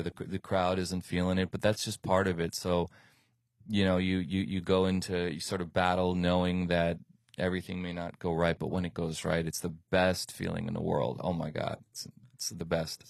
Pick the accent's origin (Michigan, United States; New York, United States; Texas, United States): New York, United States; moved away as an adult; now in Miami, United States; I lived in New York most of my childhood, went to school there